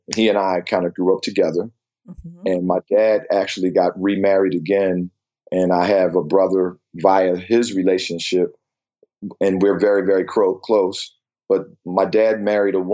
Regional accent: Philadelphia, Pennsylvania, United States; moved away as an adult; also born or lived in Asia; I actually was born in Pennsylvania, Philadelphia, Pennsylvania, to be specific. I had a very great childhood

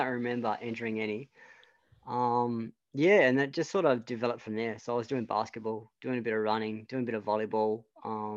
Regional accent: Devonport, Tasmania, Australia; I moved back to Devonport, and that's where I basically spent my primary school, high school and college.

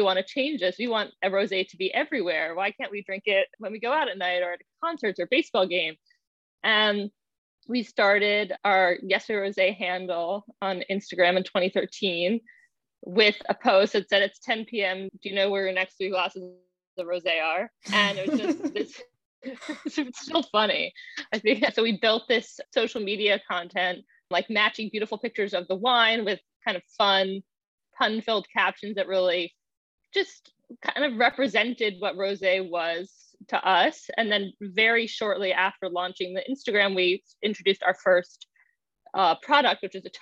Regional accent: Baltimore, Maryland, United States; now in New York, United States; She and I grew up together in Baltimore

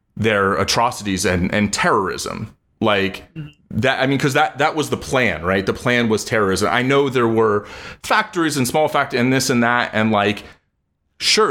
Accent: United States; I was born here

